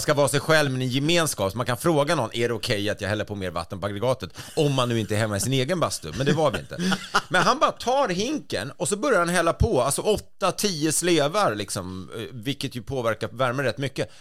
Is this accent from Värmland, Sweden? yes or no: no; Stockholm, Stockholm County, Sweden; jag var stockholmare